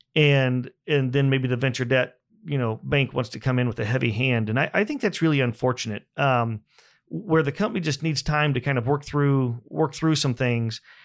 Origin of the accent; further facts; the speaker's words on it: Buck Creek, Indiana, United States; I grew up in Indiana on a small farm about an hour north of here.